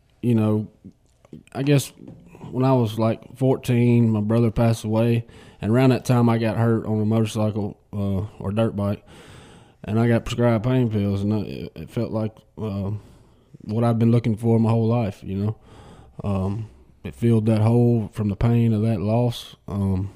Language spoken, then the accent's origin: English; Batesville, Mississippi, United States; I'm from Batesville